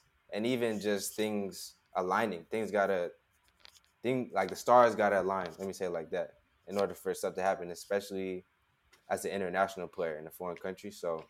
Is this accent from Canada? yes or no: no; West Coast, United States; I'm from Las Vegas, I'm from LA, I'm from the West Coast. I'm used to warm weather.